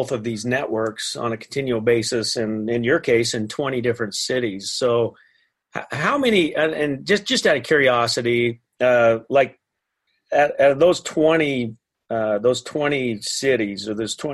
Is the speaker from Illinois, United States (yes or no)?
no; Riverton, Utah, United States; my hometown